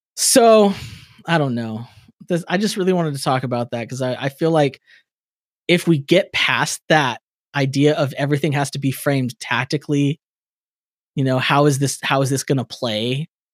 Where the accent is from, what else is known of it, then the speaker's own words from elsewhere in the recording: California, United States; I'm from California